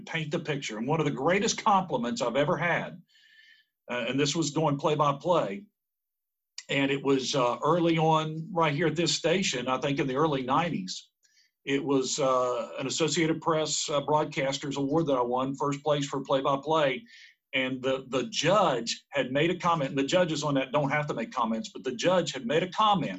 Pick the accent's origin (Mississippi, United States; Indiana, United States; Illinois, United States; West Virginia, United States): West Virginia, United States; Glenville; now in Huntington, United States; growing up in Central West Virginia